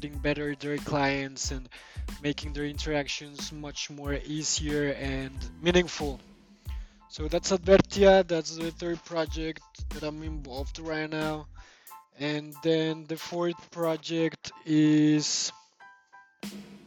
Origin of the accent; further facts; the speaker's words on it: Bogotá, Colombia; now in Prague, Czech Republic; I'm Colombian. I was born in Bogota in 1988.